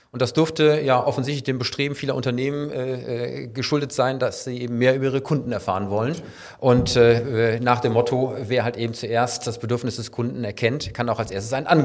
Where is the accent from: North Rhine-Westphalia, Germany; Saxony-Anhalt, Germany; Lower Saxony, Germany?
North Rhine-Westphalia, Germany; Cologne; natürlich kommen wir aus Köln und glauben, dass nur wir hier in der Domstadt den besten Karneval der Welt